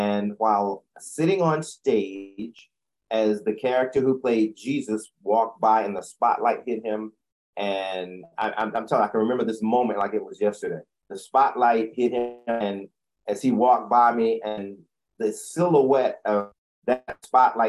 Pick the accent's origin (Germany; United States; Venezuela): United States; Chapel Hill, North Carolina; moved away as an adult; also born or lived in Washington, D.C. / New York; I'm originally from Chapel Hill, North Carolina. Born and raised